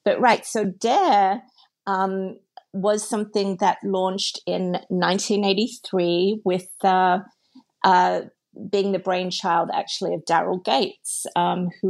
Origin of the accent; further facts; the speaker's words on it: Sydney, New South Wales, Australia; accent: Australian; moved away as an adult; I grew up in a very multicultural, multiracial part of Sydney